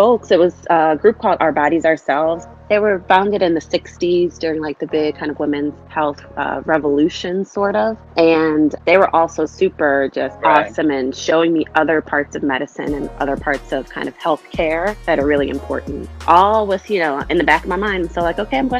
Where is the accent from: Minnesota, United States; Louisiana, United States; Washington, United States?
Louisiana, United States; New Orleans; moved away; we're from New Orleans. We're super Southern folks. Mm-hmm. And, you know, grew up in a house where school was super important